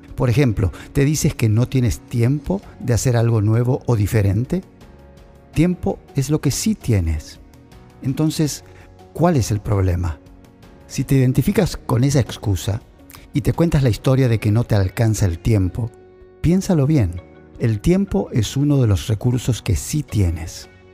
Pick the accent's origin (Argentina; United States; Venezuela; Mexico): Argentina; moved away as an adult; Salí de Argentina para misionar. Viajé por toda Sudamérica, Dejé mi familia atrás, mi cultura, mi país.